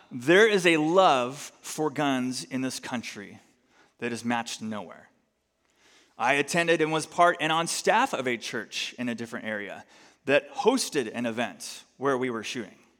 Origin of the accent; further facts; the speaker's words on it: United States; as American Christians